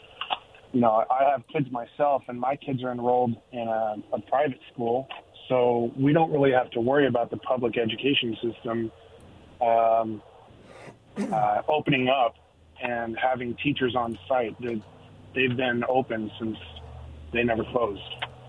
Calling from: Pasco, Washington, United States; from Pasco.

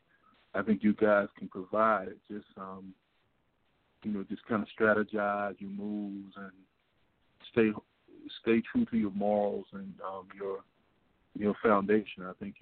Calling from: Washington, District of Columbia, United States; I'm calling from Washington, D.C.

